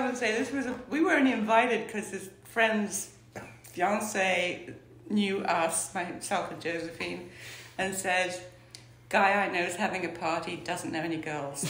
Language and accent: English; Iran; born there; also born or lived in Scotland; I was born in Iran. Mm-hmm. My father was in the Foreign Office, he was a diplomat, and we moved around the world, to Iran, North Africa, West Africa, Seattle. Ended up in Scotland, where he was from Scotland, so we lived in Scotland.